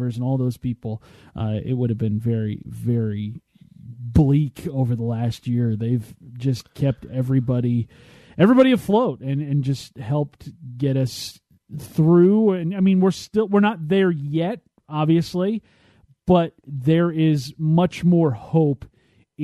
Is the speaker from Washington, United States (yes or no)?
yes; Kent, Washington, United States; my hometown of Kent